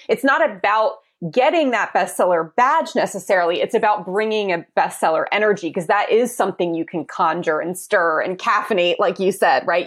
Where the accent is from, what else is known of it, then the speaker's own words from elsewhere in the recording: East Coast, United States; moved away as an adult; I'm from the East Coast